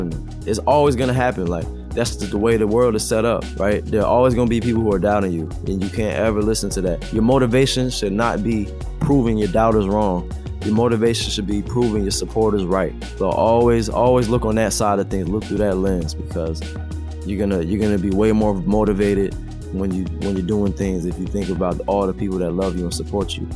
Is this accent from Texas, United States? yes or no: no; Franklin, New Jersey, United States; I'm from Franklin, New Jersey, born and raised.